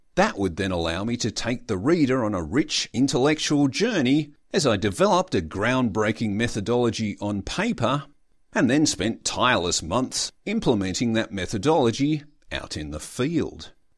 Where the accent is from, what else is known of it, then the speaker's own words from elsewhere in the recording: Australia; I am an Australian student